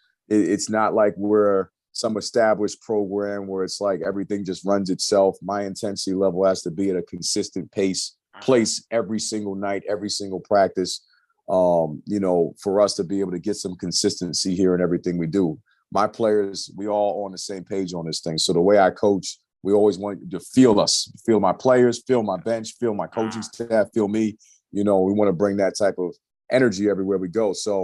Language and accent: English; New York, United States; moved away; we're both from New York